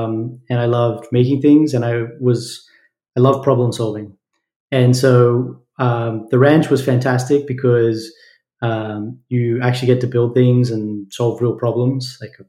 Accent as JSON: {"language": "English", "town": "Brisbane", "region": "Queensland", "country": "Australia", "tie": "born or raised there", "accent": "Australian", "said": "I still have a tiny bit of an Australian accent remaining. I grew up between Brisbane in Australia, which is about an hour and a half flight north of Sydney, and then Western Queensland"}